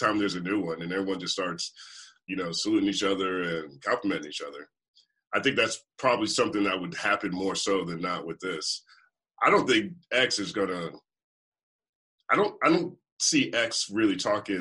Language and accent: English; the South, United States; moved away as an adult; now in the West, United States; Growing up in the South